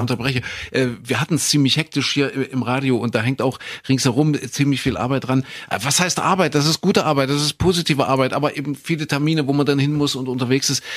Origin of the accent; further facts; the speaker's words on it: East Germany, Germany; wir so als Ossi-Kinder